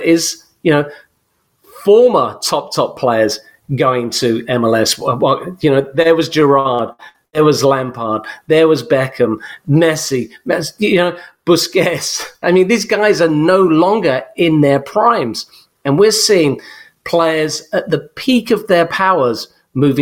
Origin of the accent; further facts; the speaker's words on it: England, United Kingdom; I'm English